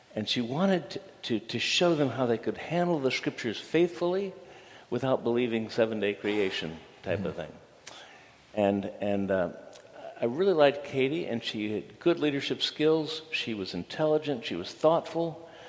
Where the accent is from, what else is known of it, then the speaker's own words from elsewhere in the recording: Toledo, Ohio, United States; moved away; I uh, grew up in Toledo and grew up in a business family